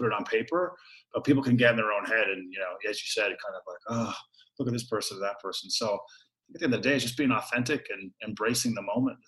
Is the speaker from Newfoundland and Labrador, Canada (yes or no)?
yes; Newfoundland and Labrador, Canada; growing up in Newfoundland where, you know, there's only 500,000 people in the entire province